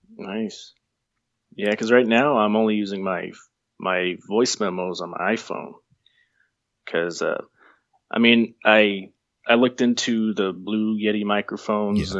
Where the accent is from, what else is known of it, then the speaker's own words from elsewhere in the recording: Sabinal, Texas, United States; I'm from a small town in Texas.